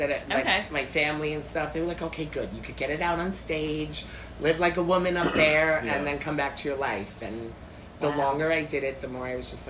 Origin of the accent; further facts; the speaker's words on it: New York City, New York, United States; Yeah, because I'm a New Yorker, born and raised.